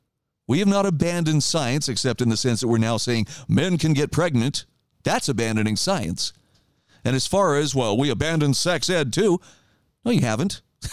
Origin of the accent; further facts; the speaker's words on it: Idaho, United States; It's funny, I saw a headline just yesterday in my home state of Idaho